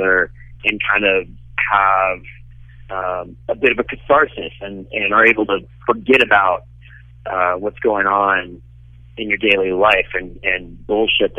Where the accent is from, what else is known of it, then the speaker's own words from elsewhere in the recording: Cincinnati, Ohio, United States; I'm Cincinnati through and through